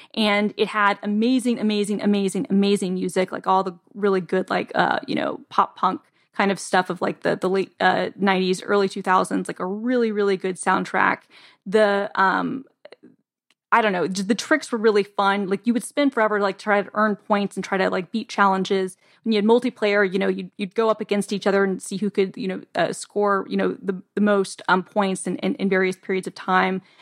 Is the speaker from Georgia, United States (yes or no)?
yes; Atlanta, Georgia, United States; I'm from Atlanta